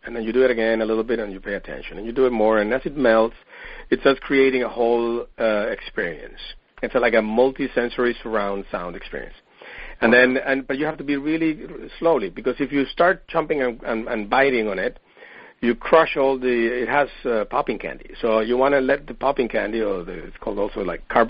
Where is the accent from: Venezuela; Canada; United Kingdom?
Venezuela; moved away as an adult; also born or lived in Paris, France; now in San Diego, United States; I'm originally from Venezuela, and I came to the U.S. to study biomedical engineering way back in the 80s